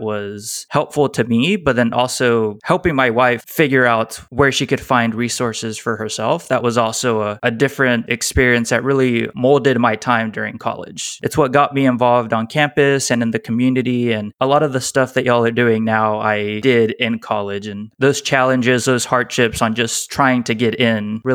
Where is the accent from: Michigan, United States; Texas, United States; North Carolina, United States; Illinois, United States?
Texas, United States; Pasadena; I grew up in Pasadena, Texas